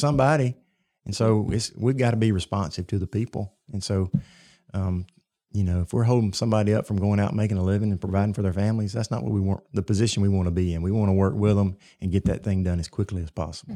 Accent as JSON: {"language": "English", "town": "Cottondale", "region": "Alabama", "country": "United States", "tie": "born or raised there", "said": "I was born and reared in Tuscaloosa County, uh, in Cottondale"}